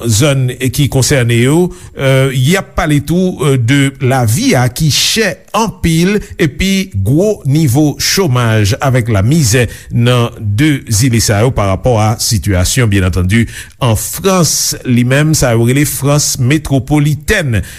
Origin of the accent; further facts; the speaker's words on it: Guadeloupe; En tant que Guadeloupéen, c'est normal